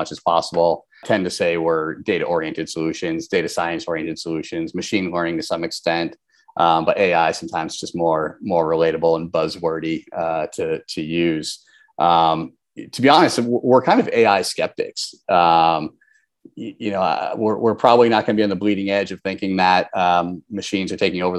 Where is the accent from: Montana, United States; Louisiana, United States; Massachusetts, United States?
Massachusetts, United States; Boston; I grew up in Boston